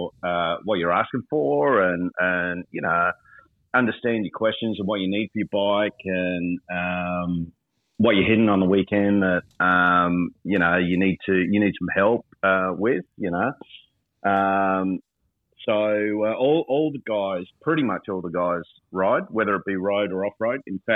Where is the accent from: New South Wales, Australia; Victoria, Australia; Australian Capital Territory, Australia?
Victoria, Australia; we come from Vic, right